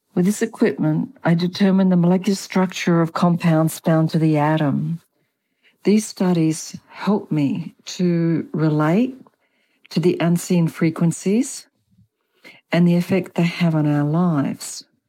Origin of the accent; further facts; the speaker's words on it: Australia; also born or lived in Germany; now in Chile; I have an accent. I was born in Australia and apparently I have never lost my accent